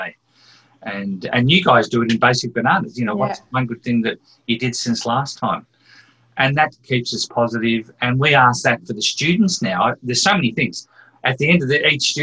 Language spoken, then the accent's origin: English; Scotland, United Kingdom; I'm a Scottish person